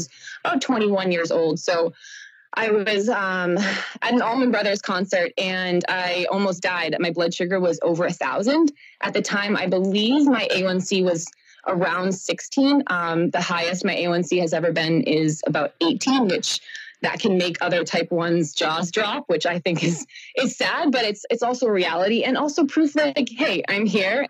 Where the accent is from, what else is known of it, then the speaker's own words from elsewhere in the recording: Boston, Massachusetts, United States; I am from Boston, just south